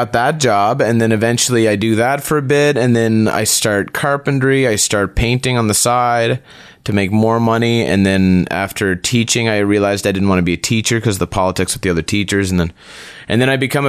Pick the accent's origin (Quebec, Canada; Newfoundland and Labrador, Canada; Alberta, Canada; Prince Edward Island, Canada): Prince Edward Island, Canada; also born or lived in Calgary / Montreal; No, I'm from Prince Edward Island.